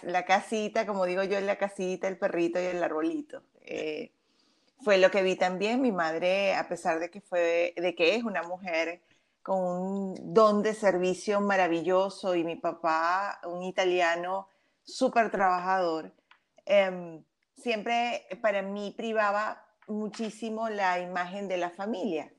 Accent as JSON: {"language": "Spanish", "country": "Venezuela", "tie": "born or raised there", "said": "soy venezolana de nacimiento"}